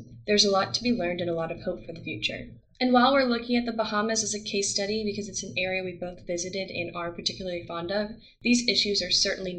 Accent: United States; Emily and I are white Americans.

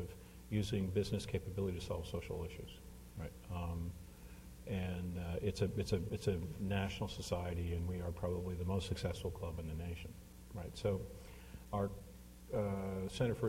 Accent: Hamilton, Ontario, Canada; moved away; I grew up in Hamilton, Ontario

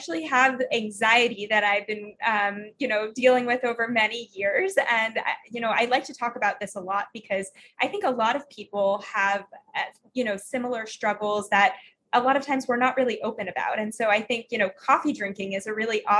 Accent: Florida, United States; I grew up in Florida

